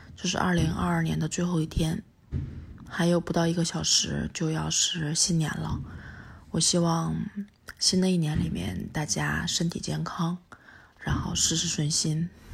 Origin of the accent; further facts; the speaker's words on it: Northeast China, China; now in Beijing, China; 回到乡下上了坟，看了爷爷奶奶，然后看了以前的老房子，去北大桥看着下面的冰面，想起来小时候在那儿滑冰